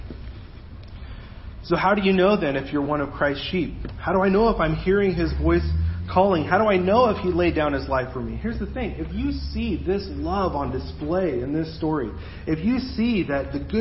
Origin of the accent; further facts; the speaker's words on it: Mexico; moved away; where I grew up down in Mexico